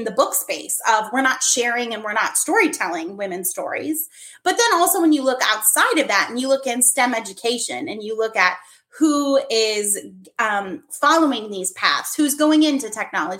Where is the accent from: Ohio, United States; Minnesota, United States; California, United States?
Minnesota, United States; moved away; also born or lived in Germany; I had done an author visit to my hometown in Minnesota